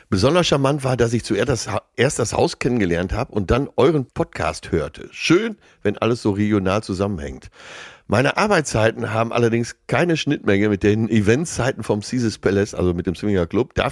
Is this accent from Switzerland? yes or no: no; Hamm, North Rhine-Westphalia, Germany; Ja, wir kommen aus Hamm, ja. Wir kommen aus Hamm.